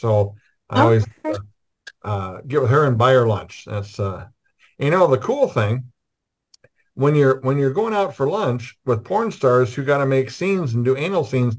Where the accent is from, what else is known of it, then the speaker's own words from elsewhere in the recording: Iowa, United States; being from Iowa, since I'm from Iowa